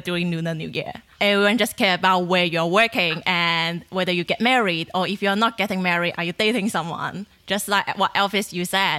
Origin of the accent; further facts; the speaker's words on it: China; moved away as an adult; now in Australia; I grew up in China, and when I was a kid, like five years old, I went back to the countryside